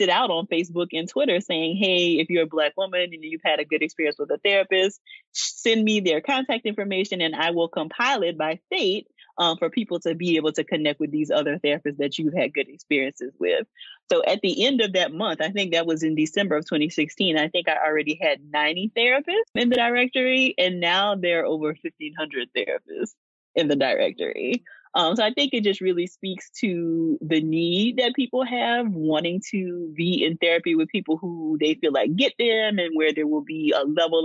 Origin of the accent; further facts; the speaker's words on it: Louisiana, United States; moved away as an adult; also born or lived in Georgia; I'm from Louisiana, I got a chance to go back to Louisiana to do the recruitment trip